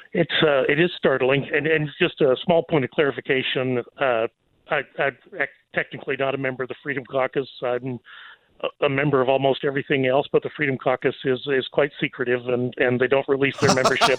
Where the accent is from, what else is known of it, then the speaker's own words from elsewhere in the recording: Texas, United States; I'm going to revert to being Texan